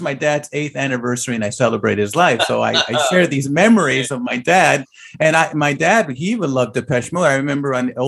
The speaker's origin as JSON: {"language": "English", "town": "Los Angeles", "region": "California", "country": "United States", "tie": "born or raised there", "said": "I rode my bike there. I was all over"}